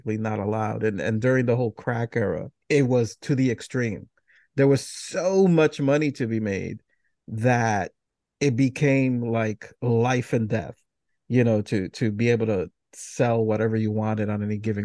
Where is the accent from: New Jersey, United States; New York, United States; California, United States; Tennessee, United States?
New York, United States; growing up in New York